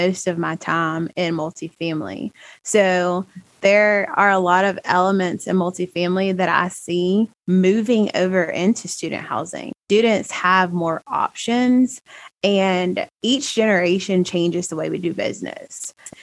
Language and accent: English; Alabama, United States; born and raised in Alabama